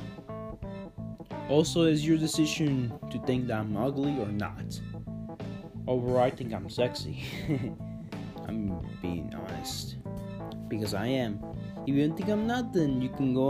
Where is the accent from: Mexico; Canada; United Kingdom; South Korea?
Mexico; Chihuahua; I am Hispanic, I'm Mexican. I'm fully blooded Mexican. I was born in Chihuahua, Mexico, 17 years ago